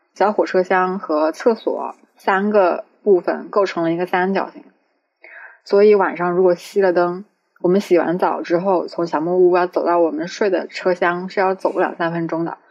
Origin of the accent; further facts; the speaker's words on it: Changsha, Hunan, China; 因为我是长沙人嘛